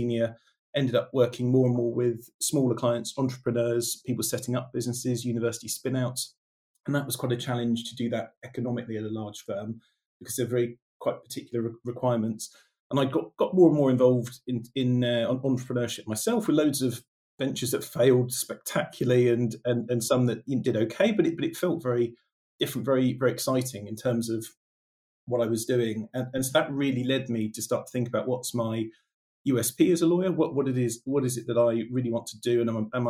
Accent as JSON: {"language": "English", "area": "near Bournemouth, South Coast", "region": "South West England", "country": "United Kingdom", "said": "I'm from the South Coast, from near Bournemouth"}